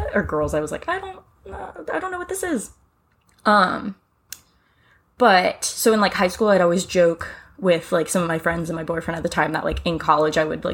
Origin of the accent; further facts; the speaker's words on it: Richmond, Virginia, United States; I'm born and raised in Richmond, Virginia